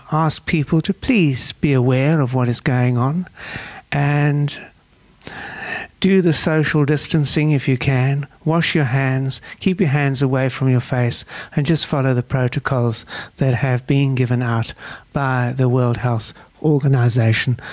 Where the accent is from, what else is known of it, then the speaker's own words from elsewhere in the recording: South Africa; as a South African